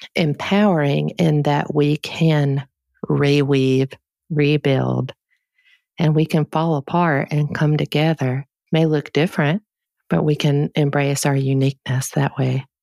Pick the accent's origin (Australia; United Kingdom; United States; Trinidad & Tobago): United States; we're taught as Americans